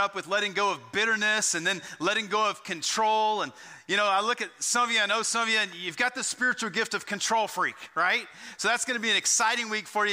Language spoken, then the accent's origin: English; Texas, United States; growing up in Texas